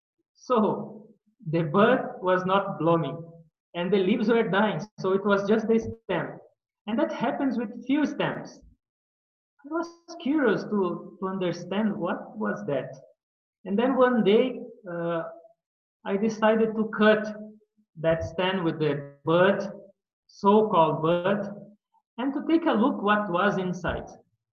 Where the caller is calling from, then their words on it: São Paulo, Brazil; I'm presently speaking from Brazil, from São Paulo, from our Ashram Temple of Divine Love. In the last 7 years, I have been here in Brazil, in São Paulo, at this ashram